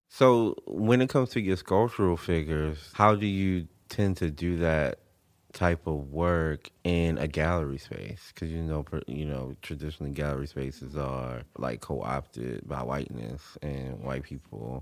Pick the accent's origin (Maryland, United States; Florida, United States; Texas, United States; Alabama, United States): Maryland, United States; Baltimore; I'm from Baltimore, and that's the music that I grew up